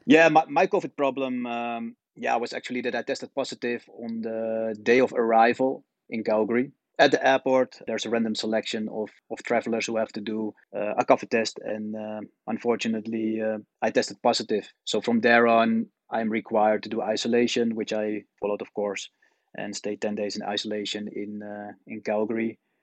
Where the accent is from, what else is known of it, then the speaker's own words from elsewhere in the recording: Netherlands; moved away as an adult; also born or lived in China; I'm born and raised in the Netherlands